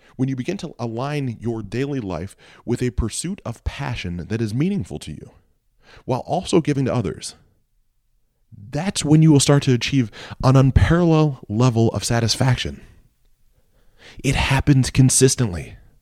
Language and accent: English; Mansfield, Ohio, United States; moved away; my hometown of Mansfield, Ohio. It was shot while I lived there.